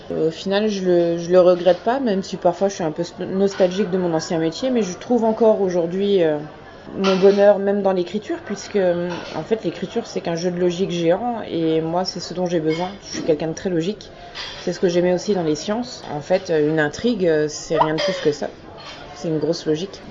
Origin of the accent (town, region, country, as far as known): Lorraine, Grand Est, France; also born or lived in Brest